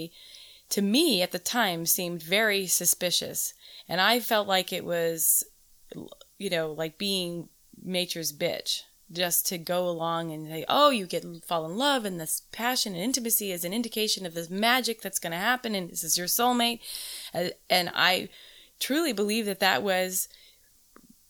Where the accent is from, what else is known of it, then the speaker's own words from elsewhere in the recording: Southern California, United States; I grew up in Southern California in the 70s